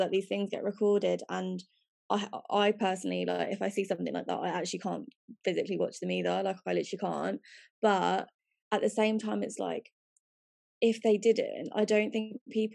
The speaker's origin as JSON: {"language": "English", "country": "United Kingdom", "tie": "born or raised there", "said": "we are all British now. Like, we are born here. Like, this is our home."}